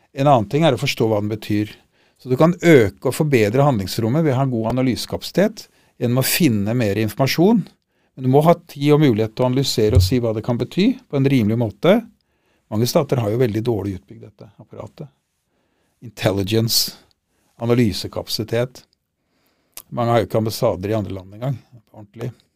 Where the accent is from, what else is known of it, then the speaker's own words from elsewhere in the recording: Norway; vi er nordmenn